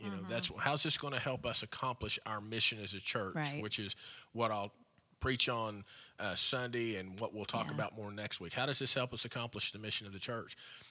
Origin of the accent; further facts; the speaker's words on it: Frederick, Kansas, United States; And I remember as a kid growing up in Frederick, we would drive by the feedlot